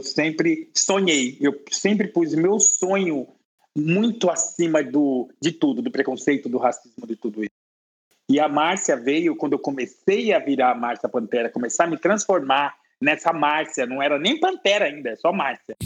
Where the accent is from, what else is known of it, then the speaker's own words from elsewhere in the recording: Brasilândia, São Paulo, Brazil; eu vim é, da Brasilândia, de um bairro humilde